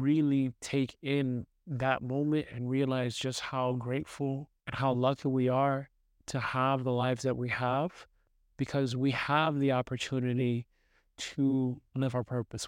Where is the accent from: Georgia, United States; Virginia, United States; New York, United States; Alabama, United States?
New York, United States; New York City; moved away; I grew up in New York City, in Brooklyn.